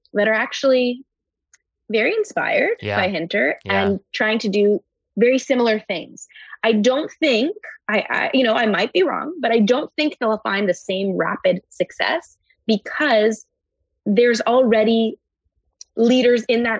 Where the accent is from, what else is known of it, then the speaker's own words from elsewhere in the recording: Montreal, Quebec, Canada; I grew up in Montreal